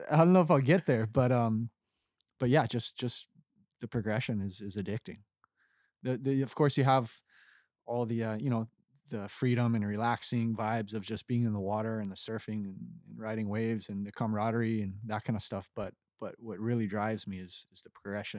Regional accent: Kauai, Hawaii, United States; moved away as an adult; also born or lived in Costa Rica; now in Florida, United States; I grew up in Kauai

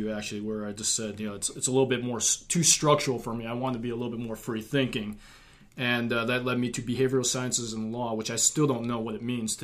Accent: Wisconsin, United States; moved away as an adult; Having grown up and was born and raised in Wisconsin

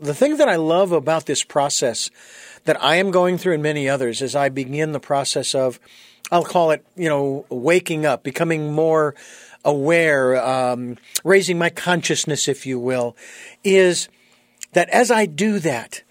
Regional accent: United States; also born or lived in Phoenix, Arizona; I was born and raised in the United States

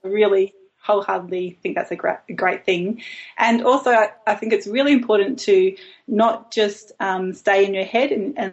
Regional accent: Brisbane, Queensland, Australia; also born or lived in Melbourne / Tasmania; now in Hobart, Australia; I grew up in Brisbane, a big city in Queensland

